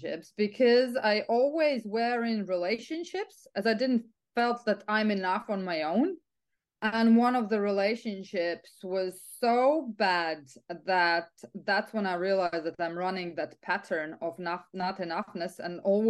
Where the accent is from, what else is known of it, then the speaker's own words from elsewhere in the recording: Riga, Latvia; also born or lived in England / Italy; now in Ireland; I'm originally from Latvia, from Riga, Europe. But I'm quite of an expat, so I lived in England, I lived in Italy, I lived in Ireland.